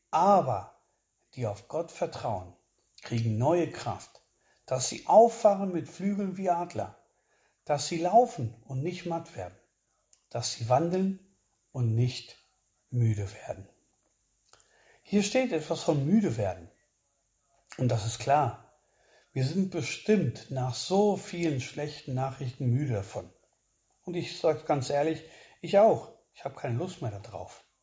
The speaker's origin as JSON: {"language": "German", "country": "Spain", "said": "der mich als Spanier auch sehr betroffen gemacht hat"}